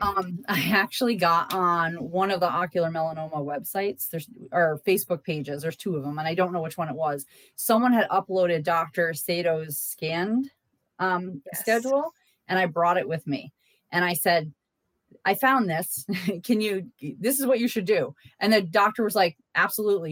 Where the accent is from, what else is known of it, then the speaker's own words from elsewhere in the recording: Massachusetts, United States; moved away; I'm from Massachusetts